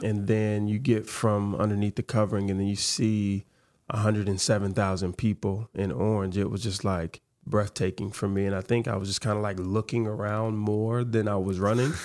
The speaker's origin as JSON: {"language": "English", "town": "Memphis", "region": "Tennessee", "country": "United States", "tie": "born or raised there", "said": "growing up in Memphis, growing up in the South"}